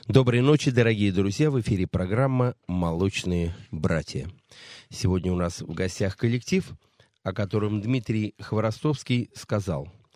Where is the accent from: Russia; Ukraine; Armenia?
Russia; Saratov, Saratov Oblast; Я из Саратова